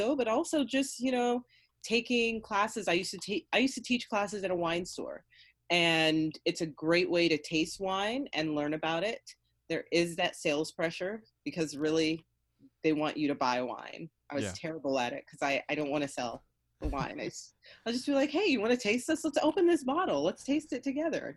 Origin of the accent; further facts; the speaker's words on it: Fresno, California, United States; I'm from Fresno